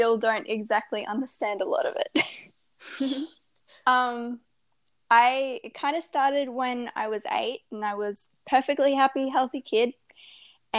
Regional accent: Australia; I'm 16, I'm Australian, and I'm a lifestyle and well-being blogger

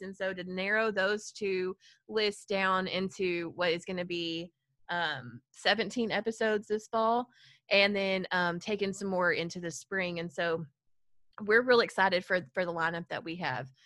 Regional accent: Farmersville, Texas, United States; I grew up in a small town in Collin County called Farmersville, Texas, home of the mighty fighting farmer

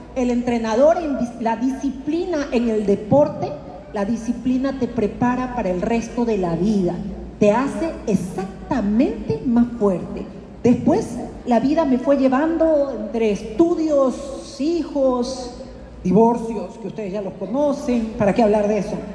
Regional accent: Guayaquil, Guayas, Ecuador; yo vengo de Colón y Chimborazo

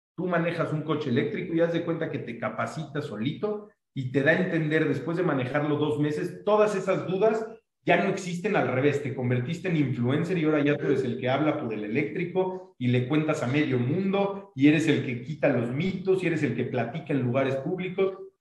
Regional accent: Mexico; nosotros siendo mexicanos

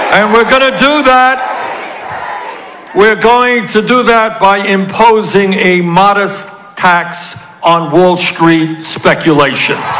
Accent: Vermont, United States; I come from Vermont. We're not used to this sun

